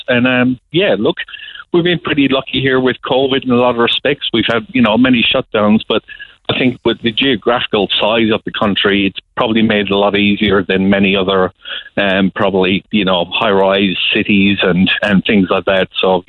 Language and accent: English; Cork, Munster, Ireland; You know, I'm from Cork and I've been big into music over my years